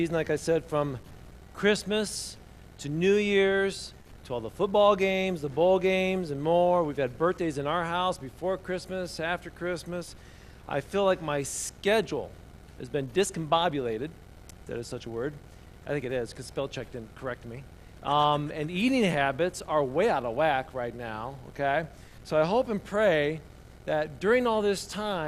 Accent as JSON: {"language": "English", "region": "Indiana", "country": "United States", "tie": "born or raised there", "said": "a boy growing up in Indiana"}